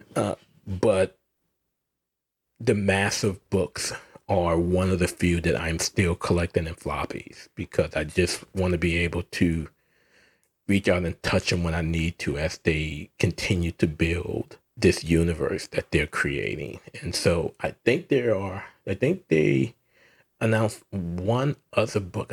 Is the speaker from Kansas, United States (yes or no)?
no; New Orleans, Louisiana, United States; my hometown of New Orleans